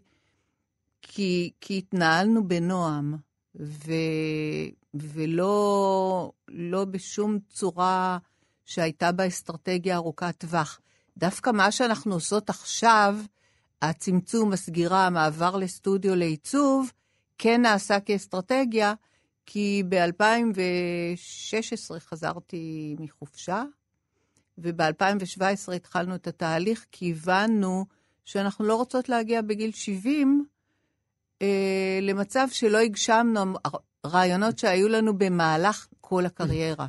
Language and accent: Hebrew; Israel; also born or lived in Paris, France; אני גדלתי כצברית, כולם דיברו כצברים